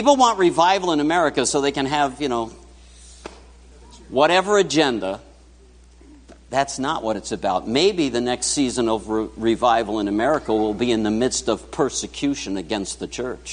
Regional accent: New York City, New York, United States; moved away; I grew up in New York City.

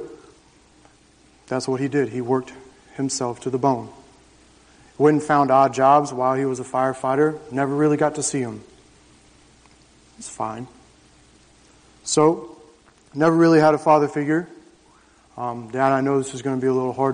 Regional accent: Jacksonville, Florida, United States; I grew up on 2 acres in the suburbs of Jacksonville

